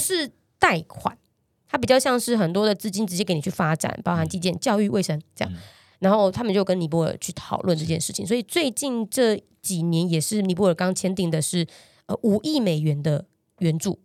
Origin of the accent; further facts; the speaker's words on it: Taiwan; 我们台湾人